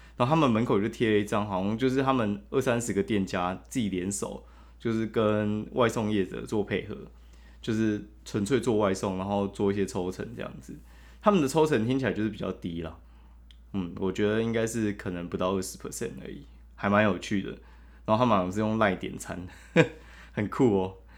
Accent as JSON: {"language": "Chinese", "region": "southern Taiwan", "country": "Taiwan", "moved": "yes", "said": "我是南部人"}